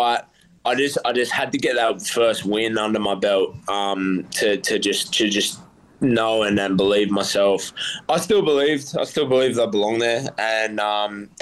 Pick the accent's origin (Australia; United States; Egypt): Australia; Central Coast, New South Wales; I've felt nothing but love from my hometown, and I feel like they're all right behind me. The Central Coast has been like so supportive